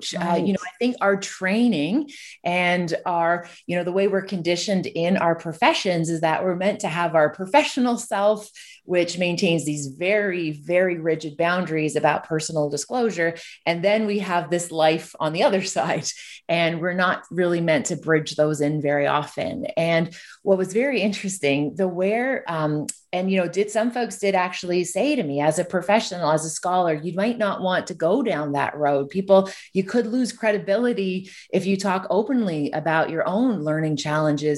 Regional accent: Ontario, Canada; I'm from Canada. So I'm from a community that's tucked between Toronto and Ottawa. So I'm originally from Ontario

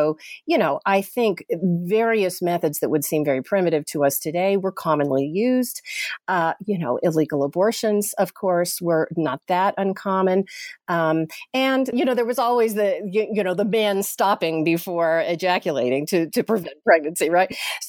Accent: Chattanooga, Tennessee, United States; I'm from Chattanooga, Tennessee, originally, and grew up Southern Baptist

